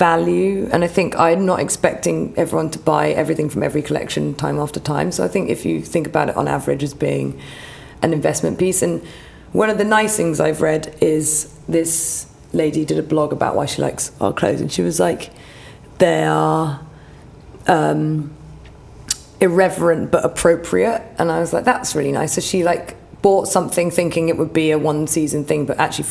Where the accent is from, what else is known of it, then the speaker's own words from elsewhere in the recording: Hampshire, South East England, United Kingdom; moved away as an adult; also born or lived in New York; now in London, United Kingdom; growing up in Hampshire